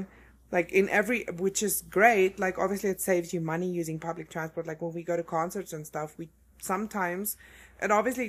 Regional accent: South Africa; moved away as an adult; now in Colorado, United States; Growing up in South Africa

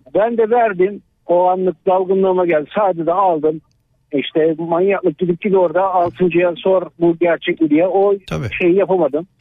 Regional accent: Tavşanlı, Kütahya, Turkey; Kütahya Tavşanlıyım.

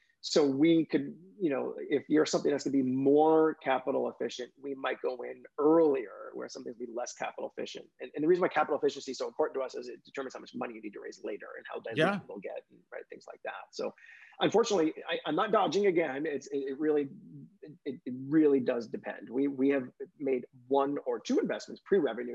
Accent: New York City, New York, United States; now in Silicon Valley, United States; I'm from New York City

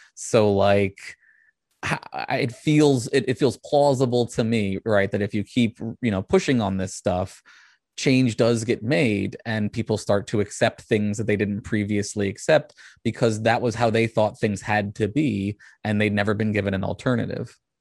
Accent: Richmond, Virginia, United States; I was raised outside of Richmond, which is the largest Civil War memorial in the country

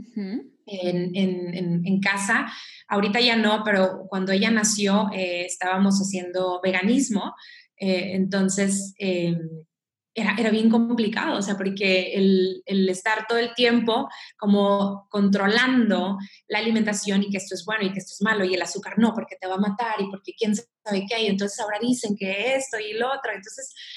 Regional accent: Mexico; soy mexicana

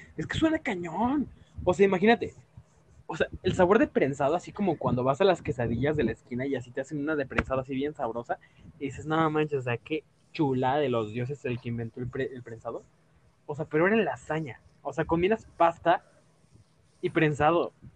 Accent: Mexico; como mexicano

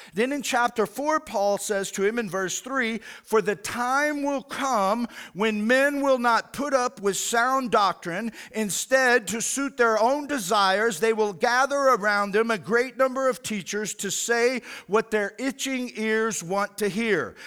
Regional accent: United States; as an American

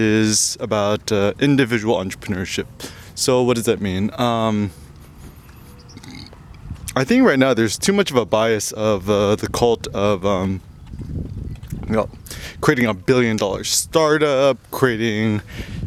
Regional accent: United States; growing up in America

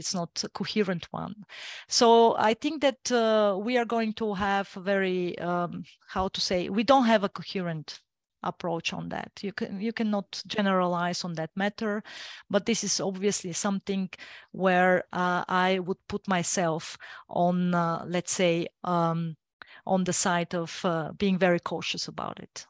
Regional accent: Bulgaria; first language Bulgarian; English is a second language; I like my mother tongue best

